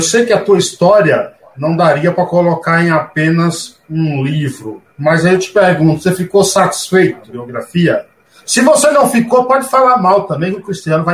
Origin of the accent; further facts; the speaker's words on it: Bahia, Brazil; now in São Paulo, Brazil; sou baiano, mas eu estou em São Paulo